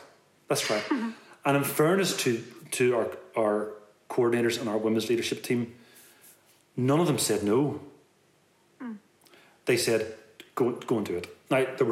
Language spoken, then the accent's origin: English; Belfast, Northern Ireland, United Kingdom; also born or lived in Detroit; we're all from West Belfast